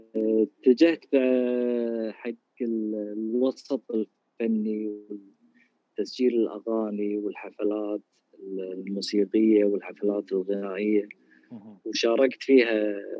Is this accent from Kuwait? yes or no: yes; Kuwait; عندنا بالكويت